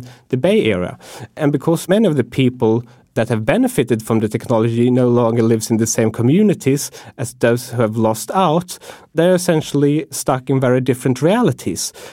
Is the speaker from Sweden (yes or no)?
yes; Sweden; moved away; when I go home to my home country, which is Sweden